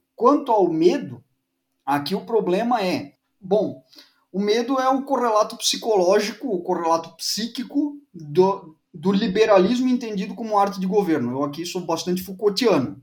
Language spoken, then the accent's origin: Portuguese; Blumenau, Santa Catarina, Brazil; Eu sou de Blumenau